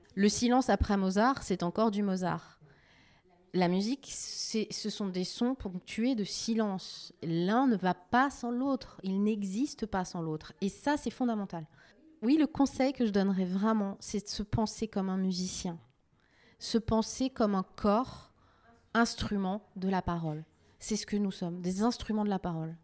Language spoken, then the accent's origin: French; Strasbourg, Grand Est, France; now in Sarthe, France; je suis strasbourgeoise, je suis alsacienne. Je suis une fille de l'Est.